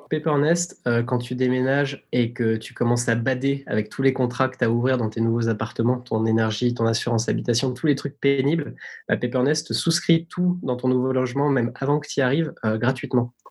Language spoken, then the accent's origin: French; Tignes, Auvergne-Rhône-Alpes, France; moved away; j'ai grandi dans une station de ski